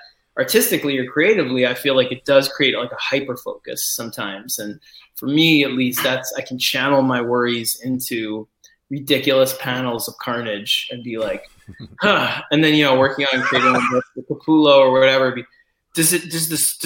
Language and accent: English; New York City, New York, United States; when I was growing up in New York City